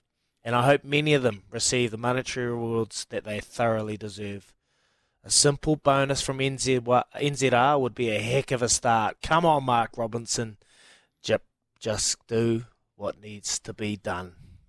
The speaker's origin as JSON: {"language": "English", "country": "New Zealand", "tie": "born or raised there", "said": "I remember after winning the 2011 World Cup in my hometown, I had the world at my feet."}